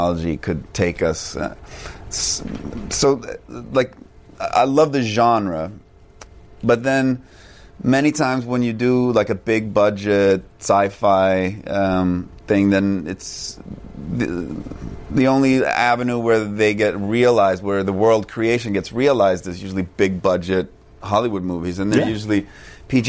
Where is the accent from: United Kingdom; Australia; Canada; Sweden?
Sweden; moved away as an adult; But I'm Swedish. I grew up in Sweden and I went to school there